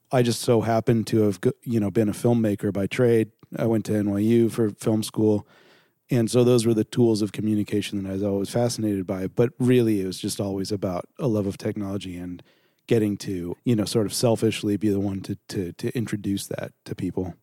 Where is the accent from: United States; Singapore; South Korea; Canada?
United States; Southern California; also born or lived in New York; I moved back out to L A. I'm from Southern California.